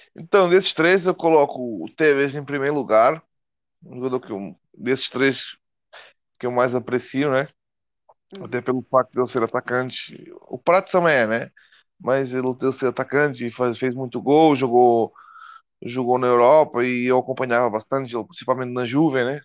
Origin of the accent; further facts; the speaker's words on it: Portugal; moved away as an adult; now in Brazil; eu sou português, né? Eu estou morando no Brasil já faz uns, uns cinco anos